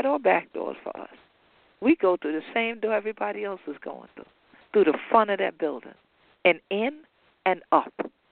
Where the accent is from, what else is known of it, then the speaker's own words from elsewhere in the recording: Gullah Geechee Nation, Sea Islands / Gullah Geechee coast, United States; We have dual citizenship in the Gullah Geechee Nation and in the United States